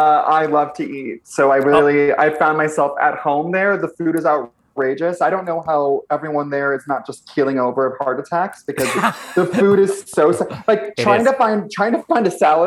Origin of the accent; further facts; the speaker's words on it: Ventura, California, United States; But yeah, I grew up in Ventura, California, which is an hour north of Los Angeles, which is very like quintessential sleepy beach town, like blue collar vibes.